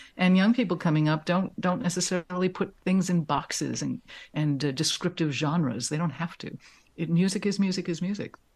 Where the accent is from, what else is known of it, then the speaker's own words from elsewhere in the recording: New York City, New York, United States; I grew up in Manhattan in an apartment